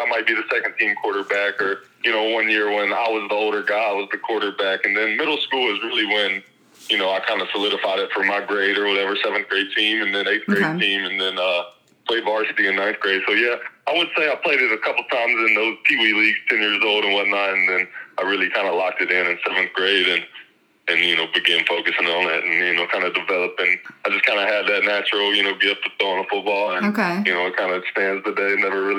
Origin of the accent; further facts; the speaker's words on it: Mississippi, United States; And playing at Illinois State, you know, I came from Mississippi, so mm-hmm.